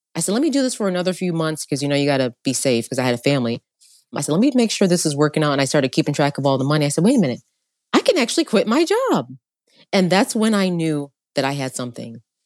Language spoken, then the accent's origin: English; upstate New York, United States; also born or lived in Long Island, New York; I was born in Long Island, but then my parents split. Long story short, my mom's single mother, having to raise four kids in upstate New York